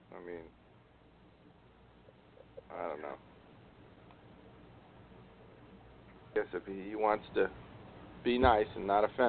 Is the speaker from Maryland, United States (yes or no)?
yes; Maryland, United States; I grew up in Maryland